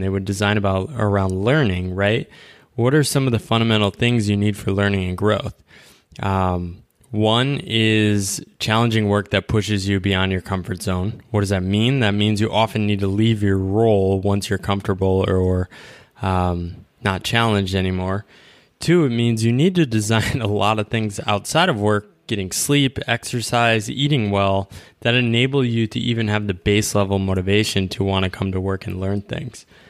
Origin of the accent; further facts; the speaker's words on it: United States; as an American, we're, we grew up in this culture